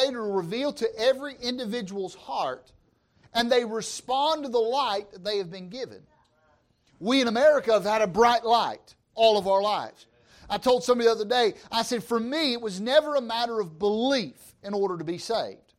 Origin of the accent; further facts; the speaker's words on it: Georgia, United States; I'm from Georgia, all right? I speak Georgian